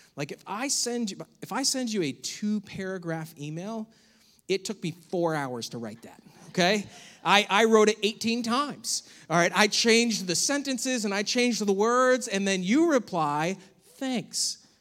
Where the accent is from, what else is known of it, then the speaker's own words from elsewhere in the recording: United States; as American Christians